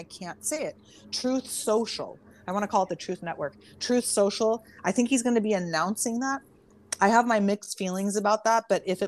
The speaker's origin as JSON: {"language": "English", "town": "Santa Cruz", "region": "California", "country": "United States", "tie": "born or raised there", "said": "I was born and raised in Santa Cruz, which is like, you know, very earthy"}